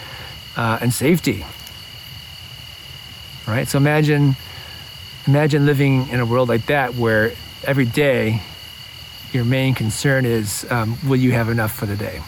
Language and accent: English; Midwest, United States; now in Ojai, United States; my childhood and growing up in the Midwest